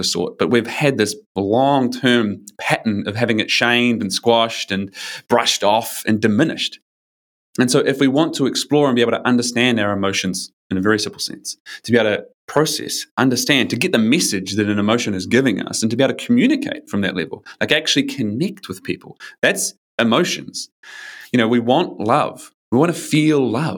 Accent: New Zealand; now in Australia; I'm from New Zealand. I usually live in Australia, but I'm in New Zealand now.

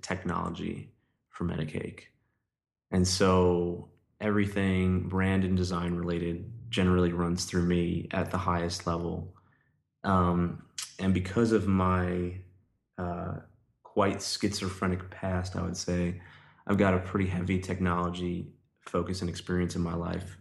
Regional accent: New York City, New York, United States; moved away as an adult; now in Nashville, United States; I grew up in New York

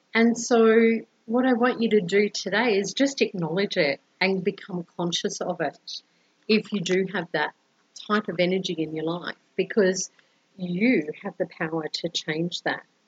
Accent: Brisbane, Queensland, Australia; now in Colombia

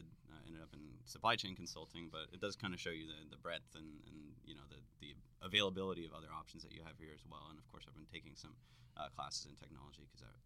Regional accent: Cologne, North Rhine-Westphalia, Germany; also born or lived in North Carolina; now in Atlanta, United States; originally from Cologne, Germany, as the name implies. Have lived here in Atlanta for about 12 years now.

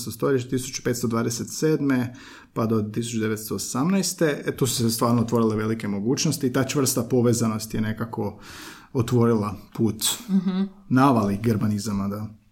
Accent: Slavonia, Croatia; ja sam Slavonac

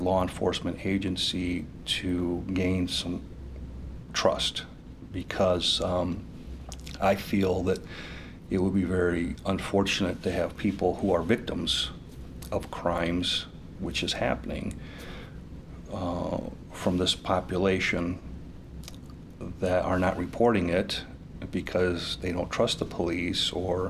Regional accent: Valparaiso, Indiana, United States; also born or lived in New Mexico; I am pretty much a Valparaiso born and raised person.

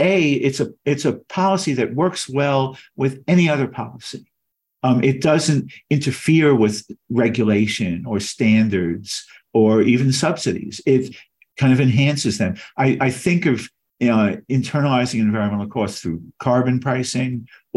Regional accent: Long Island, New York, United States; I grew up on Long Island

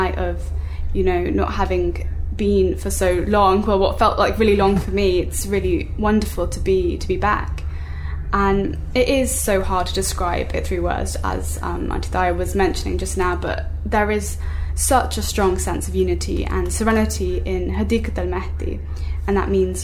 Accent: South England, United Kingdom; in my hometown where I've grown up and still live

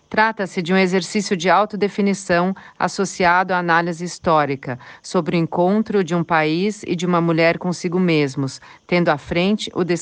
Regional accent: Brazil; now in Germany; o que isso representava para meu país de origem.

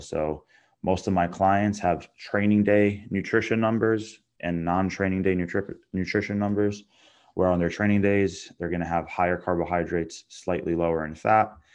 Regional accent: Long Island, New York, United States; I'm from Long Island, New York.

